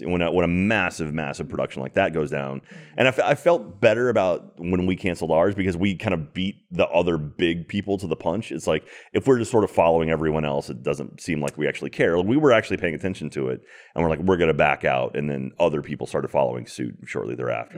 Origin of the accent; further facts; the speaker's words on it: United States; I'm from America.